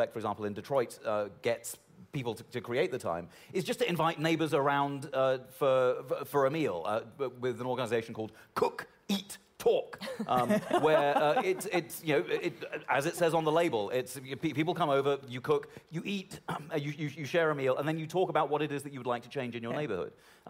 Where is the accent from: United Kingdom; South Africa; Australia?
United Kingdom; moved away as an adult; now in United States; I grew up in Britain, you know, in the left sort of scene in the 1980s and 90s